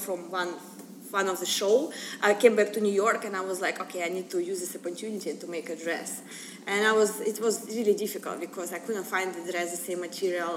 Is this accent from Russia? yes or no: yes; Russia; moved away as an adult; now in United States; I'm from Russia